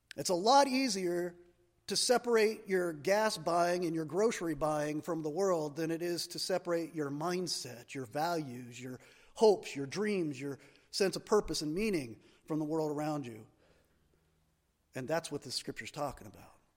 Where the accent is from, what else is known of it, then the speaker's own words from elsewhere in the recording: United States; we as American Christians